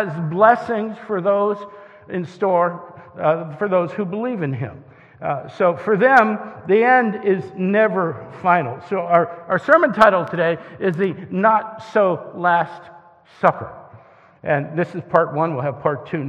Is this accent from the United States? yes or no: yes; Northeast Ohio, United States; I grew up in Northeast Ohio